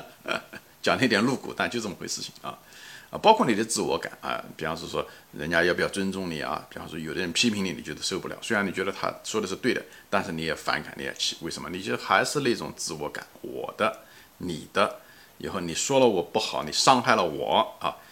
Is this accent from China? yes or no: yes; Ma'anshan, Anhui, China; 我是中国人，对不对？我也是安徽人